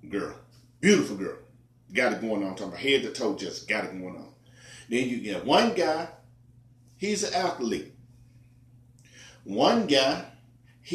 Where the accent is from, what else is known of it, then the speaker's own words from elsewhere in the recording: Memphis, Tennessee, United States; born and raised in America, Memphis, Tennessee